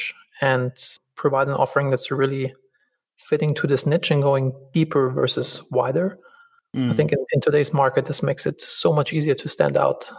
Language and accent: English; Germany; moved away as an adult; also born or lived in Los Angeles, United States; now in Bodrum, Turkey; I'm originally from Germany